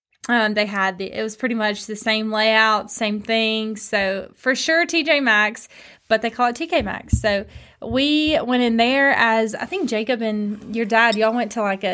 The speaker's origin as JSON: {"language": "English", "town": "Stirling", "region": "Scotland", "country": "United Kingdom", "said": "I'm from Stirling, and Stirling to Edinburgh is about 45 minutes."}